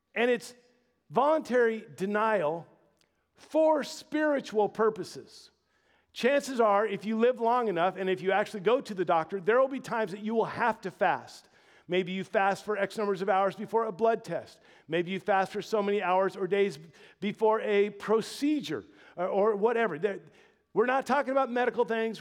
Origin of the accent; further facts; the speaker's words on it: Louisiana, United States; moved away; I was born in the Dirty South, born and raised in Louisiana